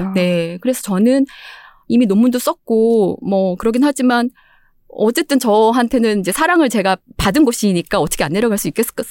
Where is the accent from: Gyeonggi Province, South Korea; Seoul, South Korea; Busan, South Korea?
Seoul, South Korea; also born or lived in Gangjeong Village, Jeju; 저는 이제 서울 태생인데